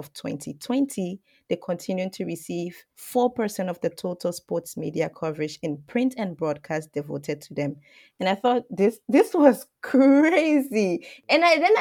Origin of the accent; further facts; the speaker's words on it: Liberia; moved away; I come from Liberia, and until I went to school outside of Liberia